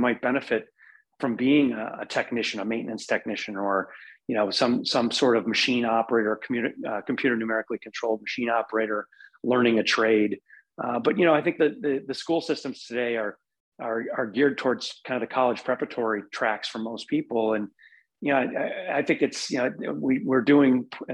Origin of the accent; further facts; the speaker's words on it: Wisconsin, United States; I'm born and raised in Wisconsin, love it here.